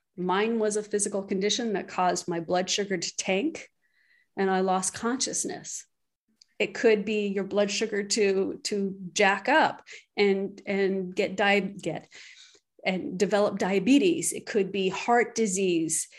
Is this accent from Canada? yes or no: yes; Canada; I'm Canadian